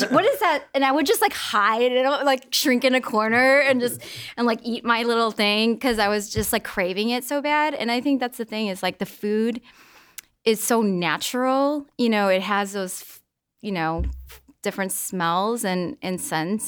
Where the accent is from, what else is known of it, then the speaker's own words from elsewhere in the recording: Midwest, United States; I grew up in the Midwest